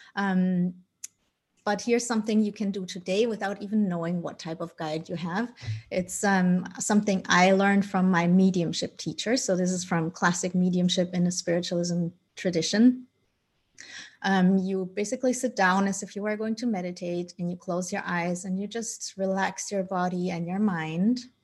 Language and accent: English; Germany; also born or lived in Colombia; I was adopted by my parents who are Dutch, and I grew up in Germany